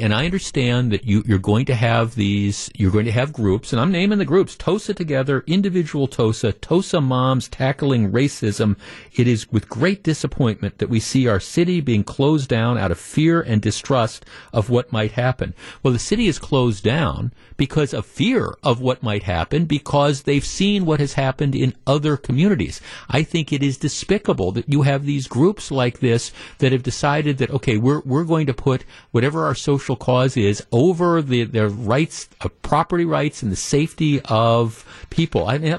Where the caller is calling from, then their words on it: Kenosha, Wisconsin, United States; Jeff, I'm calling from Kenosha.